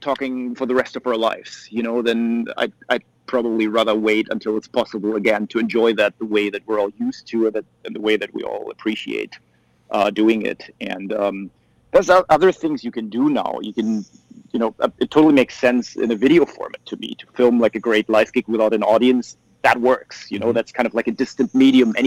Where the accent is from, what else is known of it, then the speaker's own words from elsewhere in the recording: Germany; for us Germans